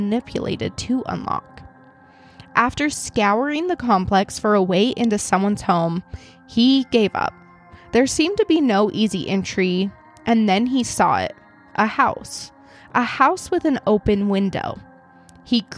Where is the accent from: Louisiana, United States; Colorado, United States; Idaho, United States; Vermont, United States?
Idaho, United States; I'm from Idaho